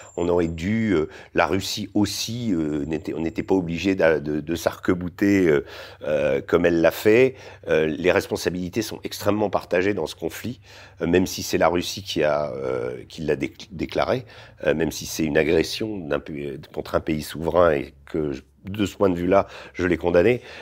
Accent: France; en tant que Français

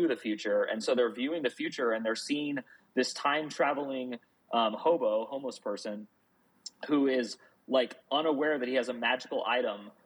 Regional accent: outside of New York City, United States; I was born outside of New York City

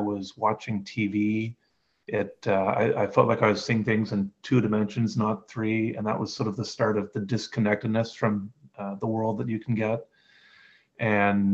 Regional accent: Canada; I'm Canadian and I'm 49 now

